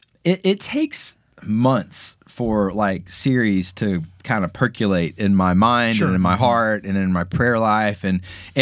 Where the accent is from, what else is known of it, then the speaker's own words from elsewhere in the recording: Atlanta, Georgia, United States; Growing up in Atlanta, a lot of kids go to Auburn.